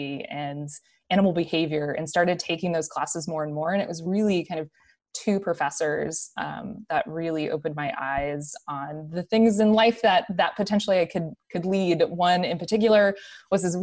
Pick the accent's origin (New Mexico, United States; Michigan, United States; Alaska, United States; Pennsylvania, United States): New Mexico, United States; Rio Rancho; I grew up in New Mexico in a little town called Rio Rancho, which is just outside of Albuquerque